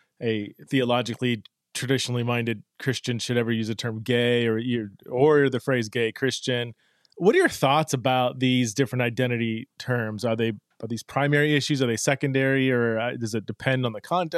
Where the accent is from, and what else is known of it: United States